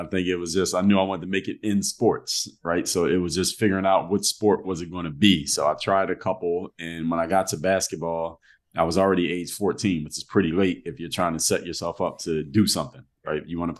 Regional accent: Philadelphia, Pennsylvania, United States; moved away as an adult; now in Miami, United States; I grew up in Philadelphia, Pennsylvania, born and raised. So I moved to Miami as an adult.

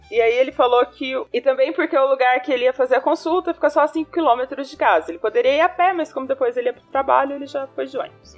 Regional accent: Cambará, Paraná, Brazil; moved away as an adult; now in São Paulo, Brazil; Na cidade onde eu nasci, vivi até pouco tempo atrás, não tem transporte público

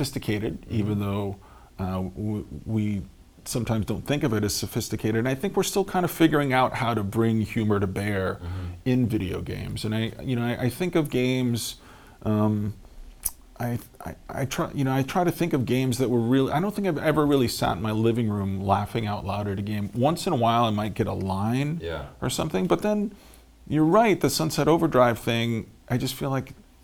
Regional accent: United States; I'm American

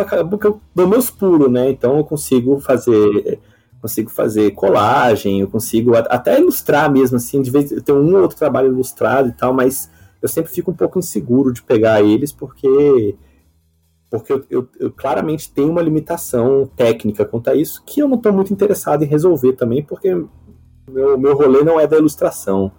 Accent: Uberlândia, Minas Gerais, Brazil; eu sou de Uberlândia, Minas Gerais, né? eu, não, eu, não sou, eu sou brasileiro, então não morei lá fora nem nada

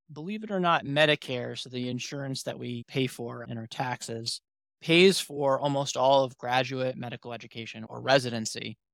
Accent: New York City, New York, United States; moved away as an adult; now in Syracuse, United States; I'm originally from New York City myself, Manhattan specifically

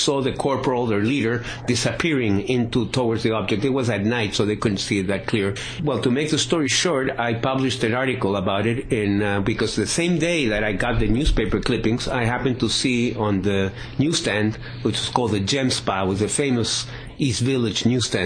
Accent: Chile; moved away as an adult; also born or lived in New York, United States / Northern Virginia, United States; now in Phoenix area, United States; I originally come from Chile, and I came to this country in 1975. Actually, I was born in New York because my dad used to work at the UN.

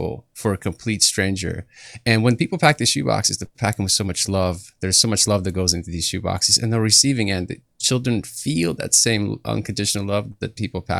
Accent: Kyiv, Ukraine; now in United States; I come from Kiev, Ukraine. I grew up in a persecuted family.

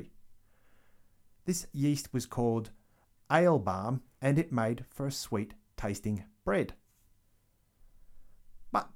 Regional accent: Australia; Growing up in Australia in the 1980s

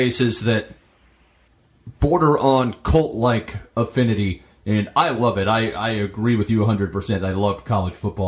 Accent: Nebraska, United States; now in Minnesota, United States; I'm from Nebraska

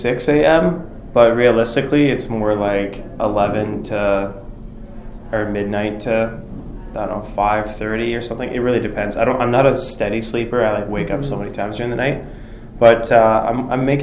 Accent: North Vancouver, British Columbia, Canada; North Vancouver.

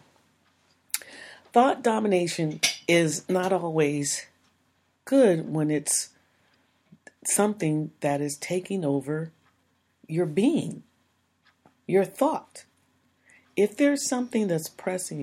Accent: United States; We're American. We grow up into a culture that doesn't say that we have to do these things.

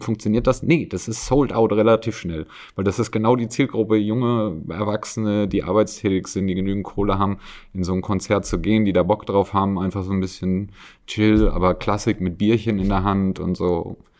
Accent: Wiesbaden, Hesse, Germany; now in Salzburg, Austria; ich komme zum Beispiel aus der Ecke Wiesbaden

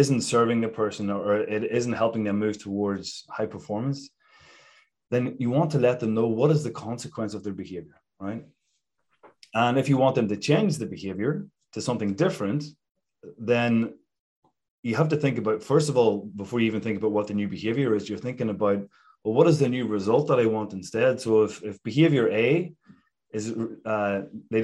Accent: Ireland; moved away; I grew up back in Ireland

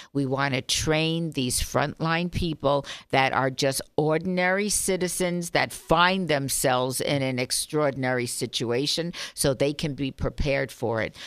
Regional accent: Las Vegas, Nevada, United States; I grew up here, as you know. My family's been here fifty-five years

